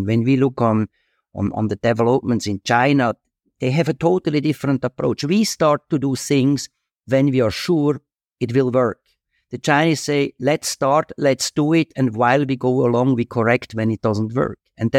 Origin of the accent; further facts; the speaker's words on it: Switzerland; moved away as an adult; also born or lived in Asia; I feel also comfortable in Switzerland. It's my home country and I love it.